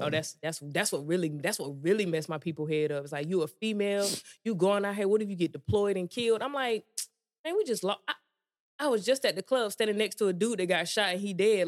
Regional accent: Georgia, United States; moved away as an adult; I grew up in Georgia

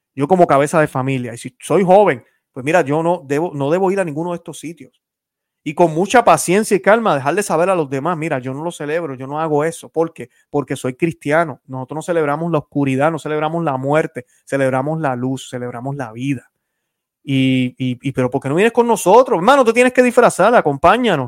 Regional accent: Puerto Rico; yo soy puertorriqueño. Algunos piensan que soy cubano, soy puertorriqueño.

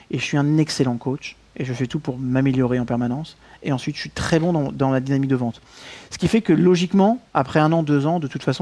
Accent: Belgium; accent: Belgian; Il faut pas que j'arrête avec mon accent belge.

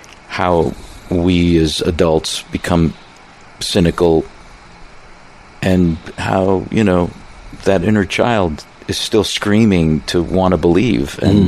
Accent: Pittsburgh, Pennsylvania, United States; Growing up in Pittsburgh, you really get a sense of neighborhood.

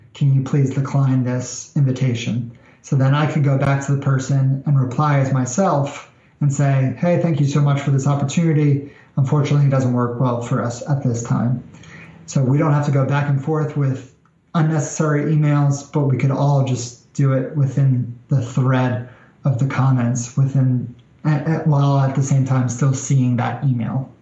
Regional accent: New York, United States; moved away as an adult; now in Nashville, United States; I'm originally from New York, so the South is a bit different than uh, than New York

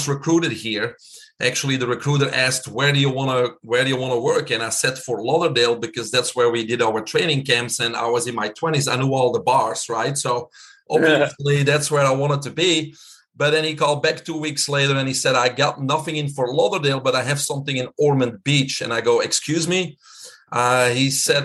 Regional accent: Belgium; moved away as an adult; now in Florida, United States; everybody can hear my accent. I'm keeping it. I'm originally from Belgium.

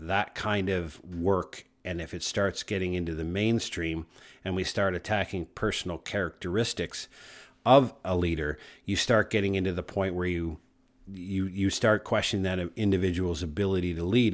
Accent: Canada; I'm a Canadian, proud, north, strong, and free.

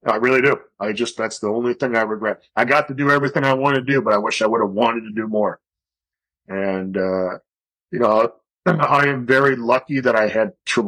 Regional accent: Chicago, Illinois, United States; moved away as an adult; also born or lived in Colorado Springs, Colorado / Tucson, Arizona; I grew up in Chicago.

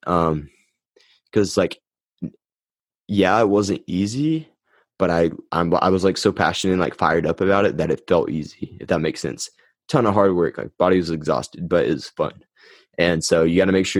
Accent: United States; Put it on in my hometown.

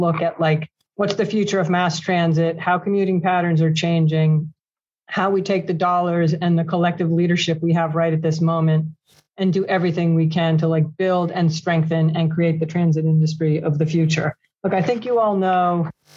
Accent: Pelham, New York, United States; I grew up in Pelham, New York

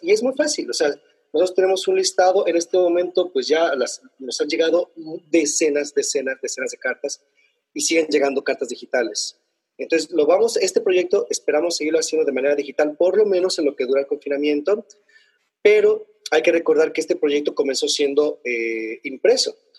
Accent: Mexico; now in Spain; nosotros como mexicanos

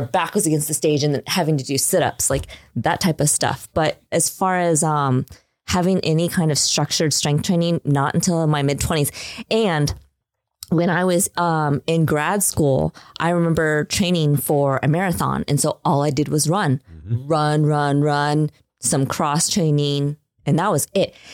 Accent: Midwest, United States; I was raised in the Midwest. I went to high school in the Midwest in a very small town.

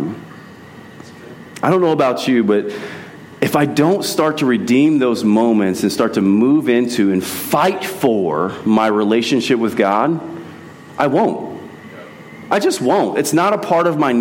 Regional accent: United States; we love being American citizens

